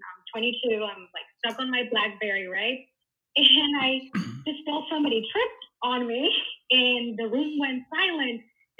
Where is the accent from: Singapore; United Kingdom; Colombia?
Colombia; I'm from Colombia